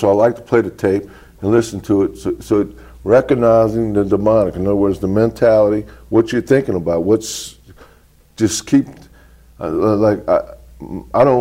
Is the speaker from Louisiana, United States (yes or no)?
yes; New Orleans, Louisiana, United States; Born and raised in New Orleans